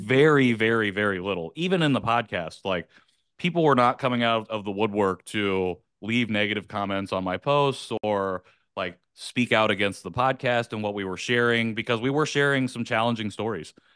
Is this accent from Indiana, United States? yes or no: yes; rural Indiana, United States; also born or lived in South Korea; I was adopted from South Korea in nineteen ninety to a white family in rural Indiana, very small town. Grew up there